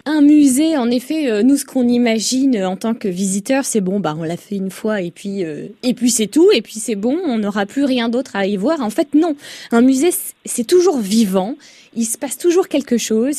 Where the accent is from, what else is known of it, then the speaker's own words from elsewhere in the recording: Côte-d'Or, Bourgogne-Franche-Comté, France; chez nous en Côte d'Or